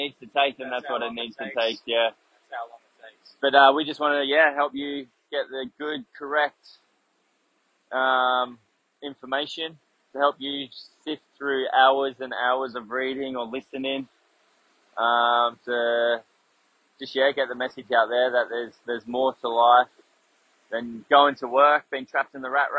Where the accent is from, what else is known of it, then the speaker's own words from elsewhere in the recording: King Island, Tasmania, Australia; also born or lived in Hobart, Tasmania; I was born in Tasmania, so I'm a Taswegian, way down there, down in Hobart. And then at the ripe age of 2, I moved to the family, decided to buy a farm on King Island